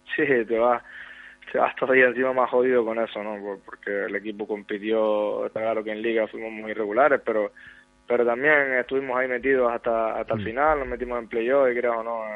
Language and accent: Spanish; Gran Canaria, Canary Islands, Spain; este es el equipo de, mi vida, de mi tierra